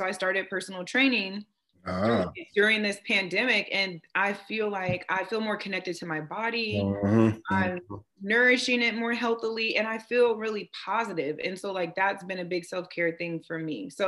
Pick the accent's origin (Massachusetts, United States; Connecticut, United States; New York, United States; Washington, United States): Washington, United States; West Coast; also born or lived in Oklahoma; now in East Coast, United States; I'm from the West Coast. So living on the East Coast, my family is not here. So I made a few trips back to Washington State